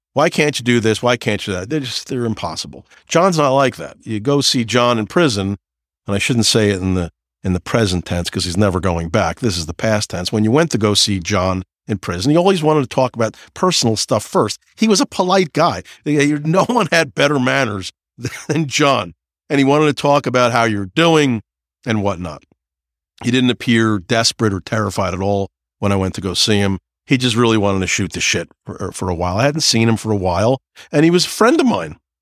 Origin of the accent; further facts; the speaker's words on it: New Jersey, United States; I'm from New Jersey